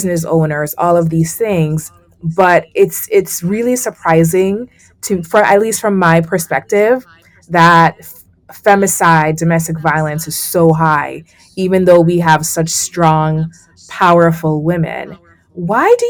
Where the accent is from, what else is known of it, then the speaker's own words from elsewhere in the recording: Jamaica; now in United States; I grew up in the Caribbean and I migrated to the States. But when I was in the Caribbean, especially I'm Jamaican